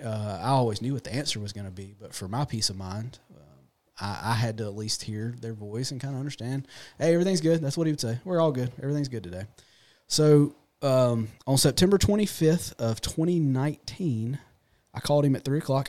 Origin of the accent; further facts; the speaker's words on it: Raymond, United States; I'm born and raised here local. Um, I grew up in Raymond